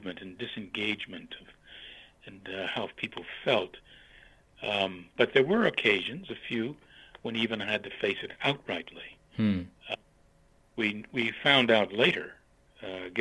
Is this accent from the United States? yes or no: yes; New Castle, United States; moved away; I grew up in Newcastle at that time when there was a colored YMCA and a white YMCA